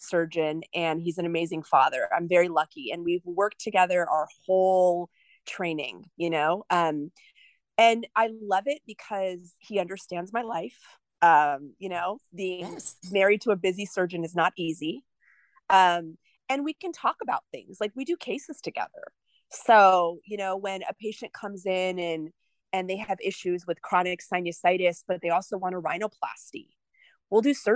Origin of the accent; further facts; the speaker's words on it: New Jersey, United States; moved away as an adult; also born or lived in Rhode Island / New York; now in Houston, United States; I'm from New Jersey